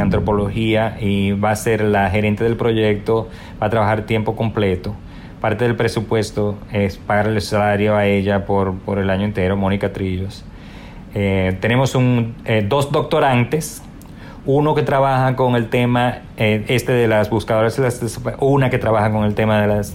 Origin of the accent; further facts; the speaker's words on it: Dominican Republic; also born or lived in New York, United States; now in United States; no nos podemos dar el lujo de volver a nuestro país